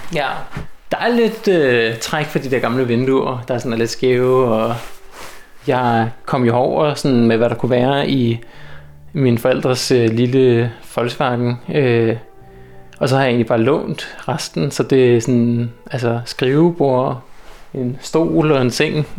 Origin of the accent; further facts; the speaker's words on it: North Zealand, Capital Region of Denmark, Denmark; moved away as an adult; also born or lived in Copenhagen; now in Svendborg, Denmark; jeg havde boet i København i 10 år, og er sådan lidt for rundt omkring Nordsjælland